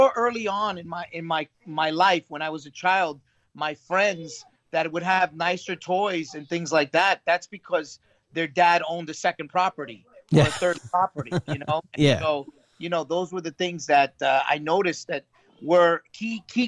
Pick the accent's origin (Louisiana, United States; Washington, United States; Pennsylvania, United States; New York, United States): New York, United States; New York City; I grew up in Brooklyn